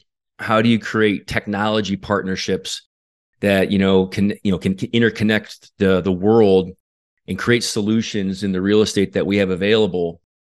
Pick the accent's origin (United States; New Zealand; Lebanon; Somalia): United States; New Mexico; Yeah. I grew up in New Mexico. I was born and raised in New Mexico.